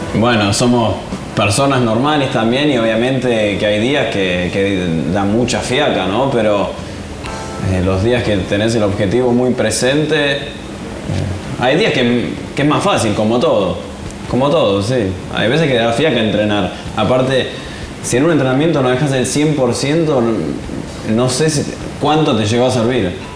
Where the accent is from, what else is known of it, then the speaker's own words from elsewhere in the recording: Buenos Aires, Argentina; also born or lived in New York; Crecí en Buenos Aires